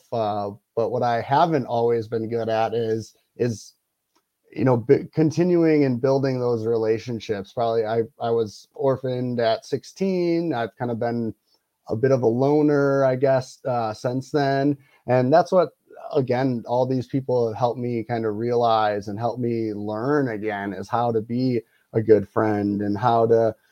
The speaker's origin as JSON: {"language": "English", "region": "Wisconsin", "country": "United States", "tie": "born or raised there", "moved": "yes", "lives_now": "Colorado, United States", "said": "I live in Colorado. I grew up in Wisconsin."}